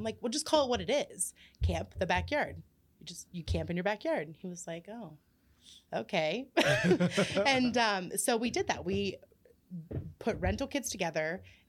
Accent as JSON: {"language": "English", "town": "Columbus", "region": "Ohio", "country": "United States", "moved": "as an adult", "lives_now": "Uhrichsville, United States", "said": "I'm from Columbus, Ohio."}